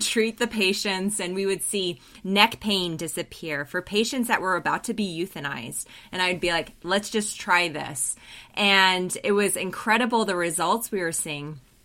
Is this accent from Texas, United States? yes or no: no; Colorado, United States; moved away as an adult; also born or lived in New Zealand; I'm originally from Colorado, but went to New Zealand